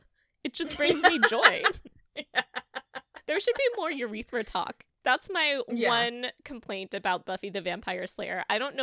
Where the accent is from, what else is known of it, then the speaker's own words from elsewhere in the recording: Texas, United States; As a Texan